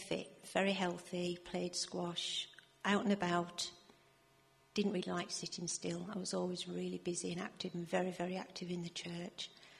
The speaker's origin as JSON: {"language": "English", "region": "London", "country": "United Kingdom", "tie": "born or raised there", "also_born_or_lived": "South Cumbria", "moved": "as an adult", "said": "Well, I was brought up in Cumbria, South Cumbria initially. And then when I was eight, my parents joined the London City Mission. So we moved to London from when I was eight."}